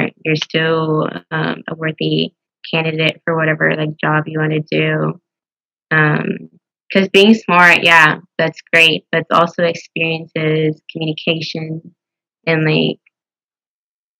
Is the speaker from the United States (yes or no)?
yes; Houston, Texas, United States; now in Waco, United States; I'm from Houston